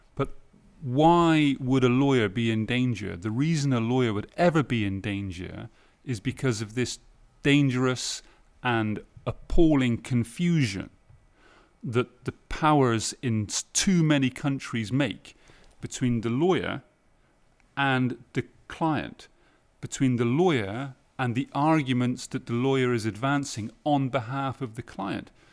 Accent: United Kingdom; now in Lyon, France; I'm still British. I'm still British. Yeah. I'm also French now as well.

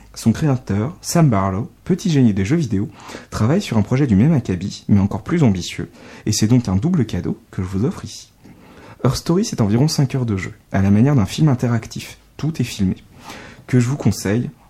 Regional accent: France; accent: accent de grenouille (French accent in English); mon sympathique accent de grenouille

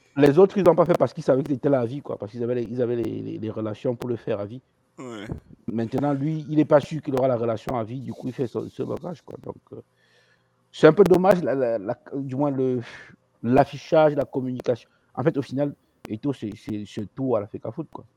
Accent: Cameroon; on est Camerounais

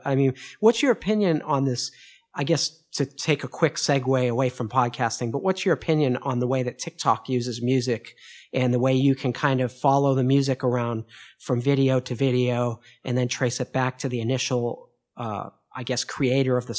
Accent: Boston, Massachusetts, United States; now in Paris, France; I'm from Boston initially, in Boston, here in Paris

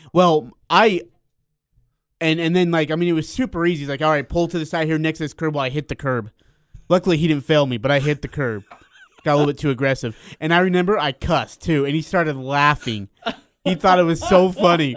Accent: Hyrum, Utah, United States; You're my hometown

